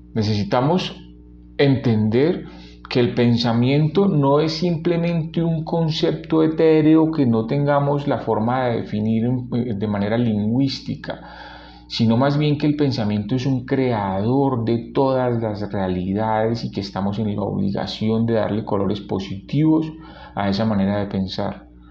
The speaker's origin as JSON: {"language": "Spanish", "town": "Cali", "region": "Valle del Cauca", "country": "Colombia", "tie": "born or raised there", "said": "como decimos en mi ciudad natal, en Cali"}